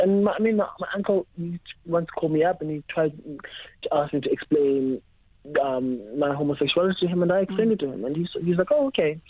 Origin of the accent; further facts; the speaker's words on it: Alice, Eastern Cape, South Africa; I was born in Alice in the Eastern Cape